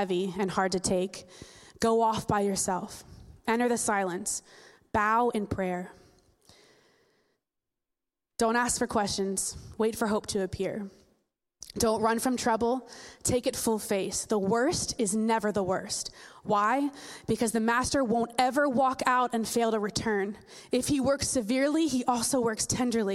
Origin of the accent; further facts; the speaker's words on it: New Jersey, United States; I'm from Jersey